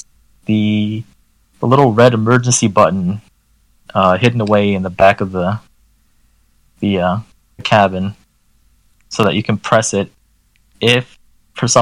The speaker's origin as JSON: {"language": "English", "area": "D.C.", "region": "Maryland side of Washington", "country": "United States", "tie": "born or raised there", "moved": "yes", "said": "I grew up in a restrictive state"}